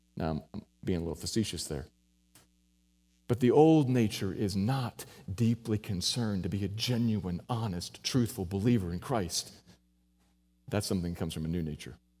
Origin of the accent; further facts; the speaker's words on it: United States; I'm an American